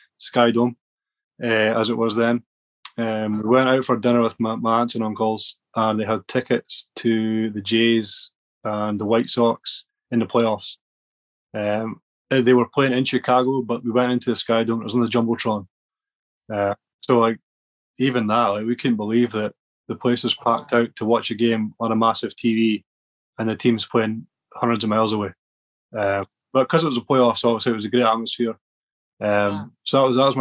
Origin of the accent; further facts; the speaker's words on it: Arbroath, Scotland, United Kingdom; now in Dundee, United Kingdom; I'm from Dundee in Scotland, East Coast. From Arbroath originally. Dundee's just, 15, 20 minutes down the road from my hometown.